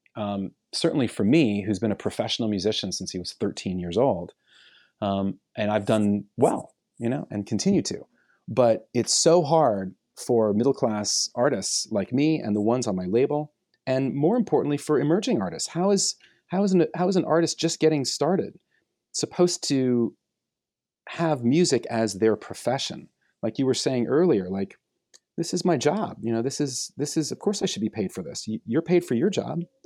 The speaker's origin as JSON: {"language": "English", "region": "New York", "country": "United States", "tie": "born or raised there", "said": "when I was a kid and I was growing up on the Lower East Side"}